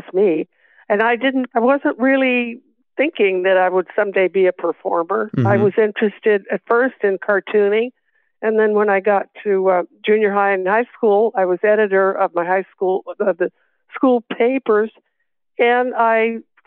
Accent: Los Angeles, California, United States; also born or lived in Texas; I was born in Texas, and then my grandmother and I came out to California when I was 7. And we lived in an apartment building a block north of Hollywood Boulevard.

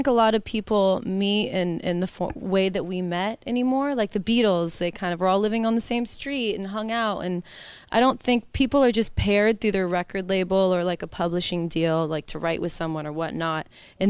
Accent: California, United States; moved away; I'm from California

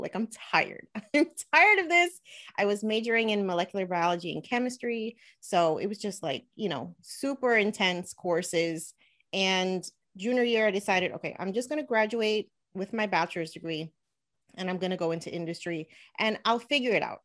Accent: Elizabeth, New Jersey, United States; I actually grew up in Elizabeth, New Jersey. So, I was born and raised in New Jersey

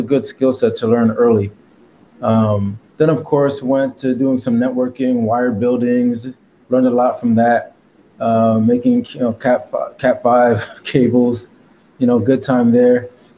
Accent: Stamford, Connecticut, United States; now in Dallas, United States; But I'm originally from Stamford, Connecticut, East Coast, New York City area. But I'm actually Haitian, but born in the States.

